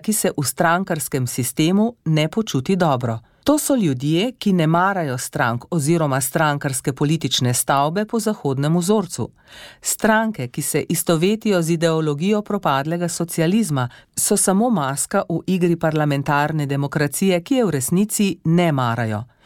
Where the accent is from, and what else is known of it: Slovenia